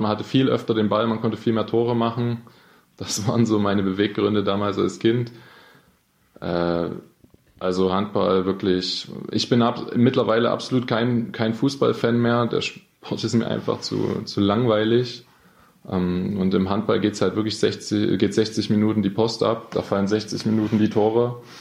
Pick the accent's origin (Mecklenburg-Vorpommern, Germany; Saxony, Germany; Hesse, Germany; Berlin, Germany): Saxony, Germany; Freiberg; also born or lived in Dresden; bis dritte Schulklasse war ich in Dresden. Dann bin ich mit meiner Mutter zurück nach Freiberg gezogen.